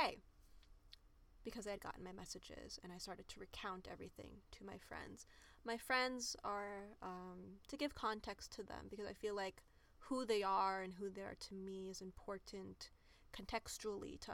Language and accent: English; United States; I am just as much American as anyone else